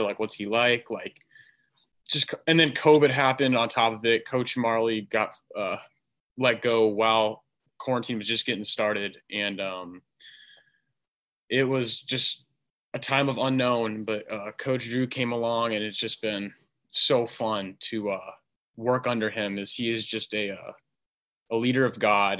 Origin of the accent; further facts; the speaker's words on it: Arizona, United States; born and raised in Arizona.